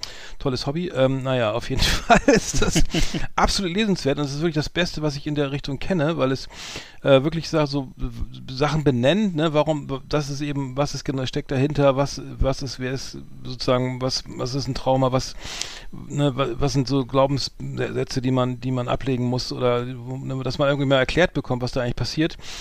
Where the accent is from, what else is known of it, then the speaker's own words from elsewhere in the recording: Bremen, Germany; bei uns in Bremen